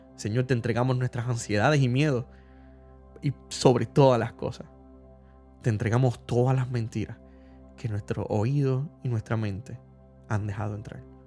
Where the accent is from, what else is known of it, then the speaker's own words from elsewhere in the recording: Puerto Rico; todos como puertorriqueños experimentamos algún trastorno